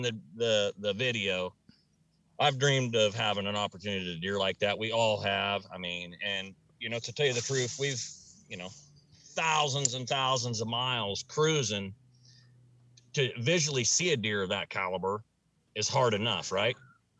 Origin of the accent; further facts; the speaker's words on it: Southern Iowa, United States; I'm from Southern Iowa